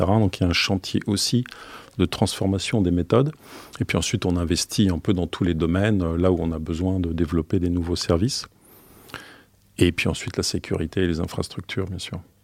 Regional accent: Ostend, Flanders, Belgium; Oui, je suis né en Belgique, d'origine belge. Je suis né sur la, mer du Nord, à Ostende.

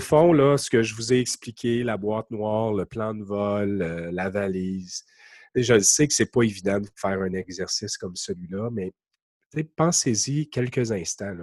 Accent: Quebec, Canada; accent: Québec; mon accent du Québec

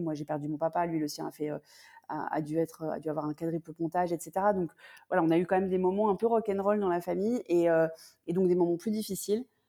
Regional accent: France; also born or lived in United States / London

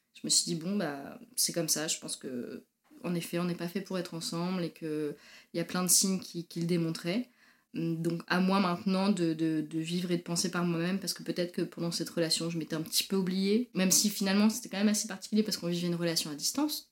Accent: Normandy, France; moved away as an adult; also born or lived in Paris, France / Marseille, France; now in Montreal, Canada; Alors moi, je viens de Normandie. J'ai grandi en Normandie

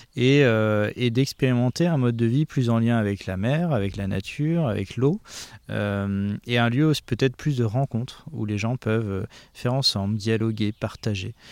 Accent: Saint-Malo, Brittany, France; je suis marin à la base, j'ai grandi à Saint-Malo

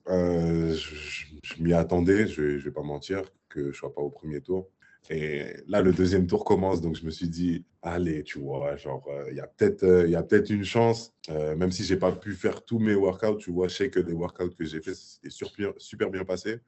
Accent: Paris, Île-de-France, France; moved away as an adult; also born or lived in Gravelines / Serbia / Chicago; j'ai grandi à Paris

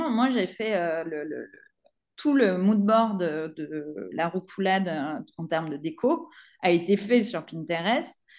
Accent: Provence-Alpes-Côte d'Azur, France; born there; je suis née en Provence, hein, je, suis, je suis amoureuse de ma région.

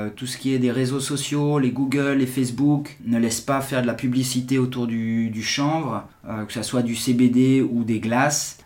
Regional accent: Geneva, Switzerland; j'ai 41 ans, je suis de Genève

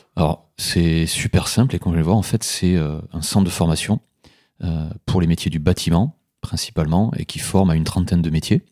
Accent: Aveyron, Occitania, France; moved away as an adult; now in Mâcon, France; je suis originaire de, de l'Aveyron

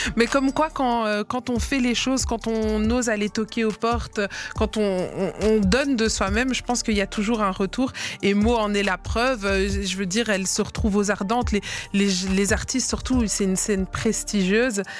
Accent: Liège, Wallonia, Belgium; now in Brussels, Belgium; moi j'ai grandi à Liège et quand j'ai quand je suis venue m'installer ici à Bruxelles

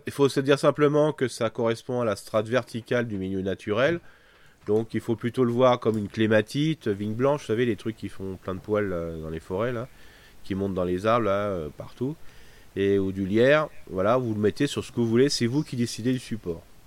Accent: France; chez nous en France

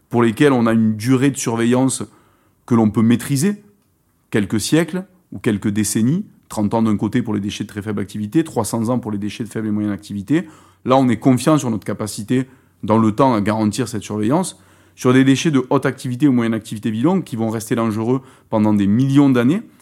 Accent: France; En l'occurrence, chez nous en France, pour nos centres de stockage, c'est l'argile.

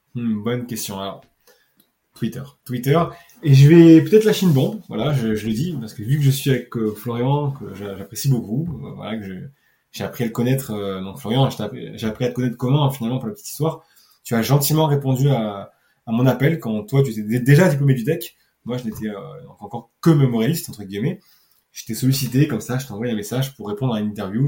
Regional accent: Nice, Provence-Alpes-Côte d'Azur, France; je suis niçois

